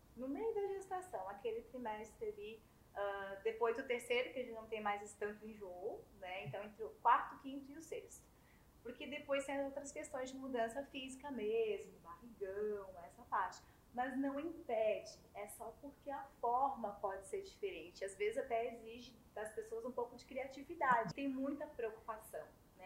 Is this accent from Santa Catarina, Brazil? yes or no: yes; Blumenau, Santa Catarina, Brazil; now in Salvador, Brazil; eu sou de Blumenau, Santa Catarina